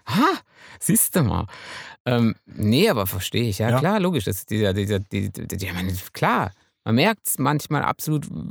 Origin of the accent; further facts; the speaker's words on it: Münsterland, North Rhine-Westphalia, Germany; Ich bin ja Münsterländer.